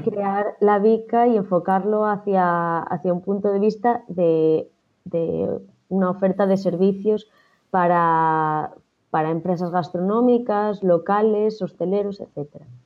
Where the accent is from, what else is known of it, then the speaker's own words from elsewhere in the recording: A Rúa, Galicia, Spain; yo soy gallega